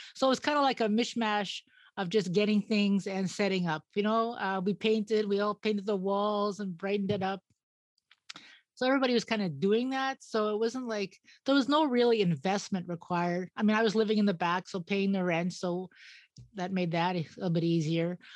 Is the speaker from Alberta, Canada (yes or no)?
yes; Edmonton, Alberta, Canada; moved away as an adult; also born or lived in Yukon; now in Yellowknife, Canada; I came from Edmonton.